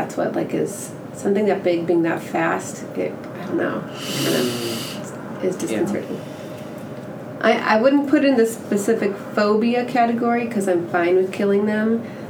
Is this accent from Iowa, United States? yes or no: no; Chicago, Illinois, United States; now in Texas, United States; I'm from the Chicago area originally.